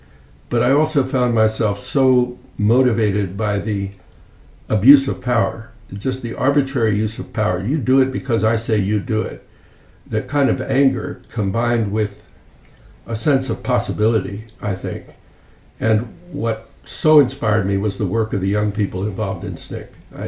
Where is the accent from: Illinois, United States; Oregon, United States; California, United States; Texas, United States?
California, United States; Bakersfield; moved away as an adult; also born or lived in Germany / Berkeley; I grew up in Bakersfield and then started at Harvard, it was like about as far as I could possibly get from Bakersfield, which is oil and agriculture town, southern in San Joaquin Valley.